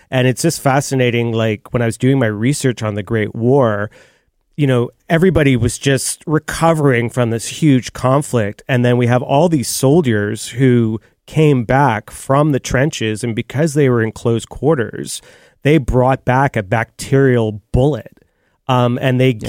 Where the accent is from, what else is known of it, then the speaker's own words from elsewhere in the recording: Canada; as a Canadian